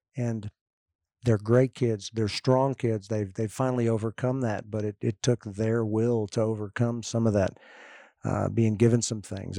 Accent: Austin, Texas, United States; my hometown of Austin

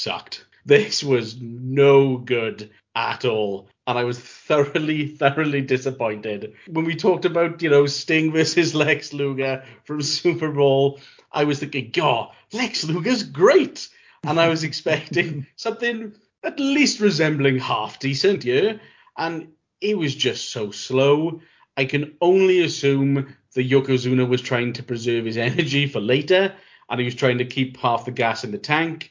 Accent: Wales, United Kingdom; I'm from Wales

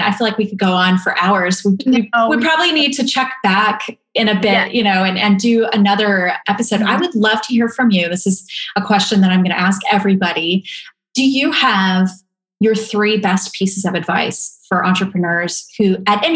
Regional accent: Pacific Northwest, United States; I grew up in the Pacific Northwest

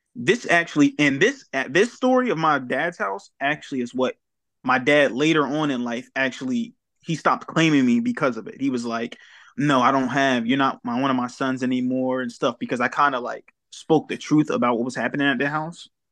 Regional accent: Wilmington, Delaware, United States; also born or lived in New Castle, Delaware; I'm originally from Wilmington, Delaware

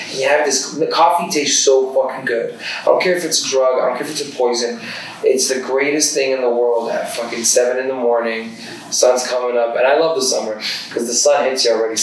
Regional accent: Toronto, Ontario, Canada; I grew up in the West End. I grew up in like a sewer

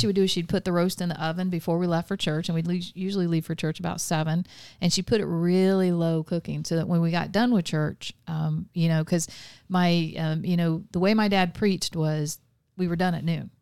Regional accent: Vero Beach, Florida, United States; also born or lived in Melbourne, Florida / Palm Bay, Florida / Avon Park, Florida / Mulberry, Florida; I was born in Melbourne, Florida in nineteen seventy.

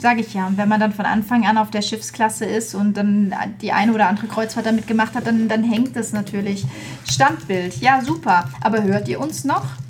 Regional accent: Flörsheim am Main, Hesse, Germany; ich bin geboren in Flörsheim am Main

